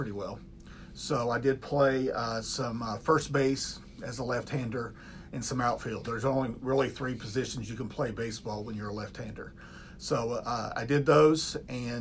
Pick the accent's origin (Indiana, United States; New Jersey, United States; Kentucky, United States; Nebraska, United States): Kentucky, United States; Louisa; moved away as an adult; now in Newark, United States; I'm originally from Kentucky, from Eastern Kentucky, a small town called Louisa, Kentucky.